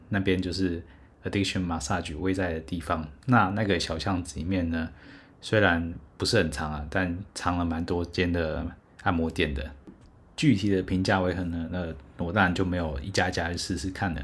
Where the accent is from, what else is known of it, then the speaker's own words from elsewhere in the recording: Taiwan; 我猜是台湾。说哇，这真的是第一回有人一开始就猜中了。